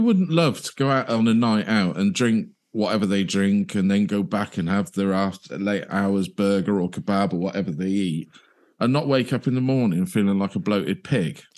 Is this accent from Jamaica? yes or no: no; United Kingdom; being British